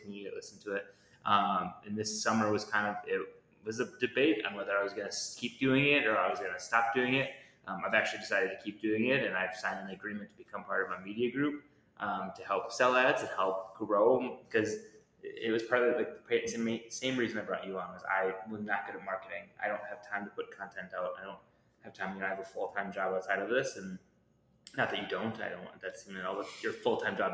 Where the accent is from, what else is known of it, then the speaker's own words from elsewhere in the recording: Wauwatosa, Wisconsin, United States; I grew up in La Watosa, not too far away